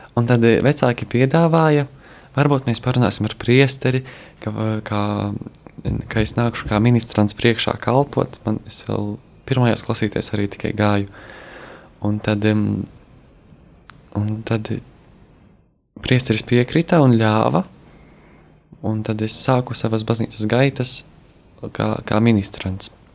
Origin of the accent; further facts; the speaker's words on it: Kaunata, Latgale, Latvia; esmu no Latgales, no Rēzeknes puses, no ciematiņa Kaunatas